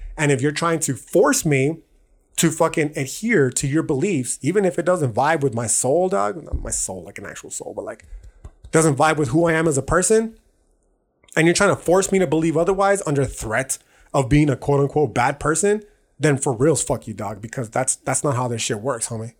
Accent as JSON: {"language": "English", "country": "United States", "tie": "born or raised there", "said": "I was born in America, I can have Mexican citizenship"}